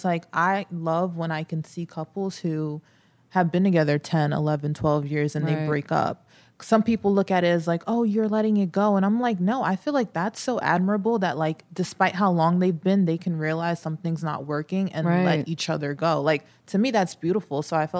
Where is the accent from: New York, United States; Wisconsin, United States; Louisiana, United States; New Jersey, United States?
New York, United States; Long Island; And I'm from Long Island.